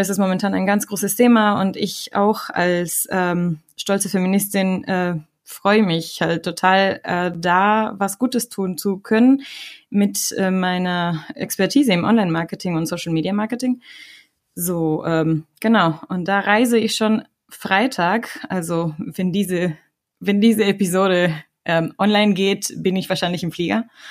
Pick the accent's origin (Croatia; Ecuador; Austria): Ecuador; now in Germany; komme ich aus Ecuador und ähm, bin in Deutschland seit 2007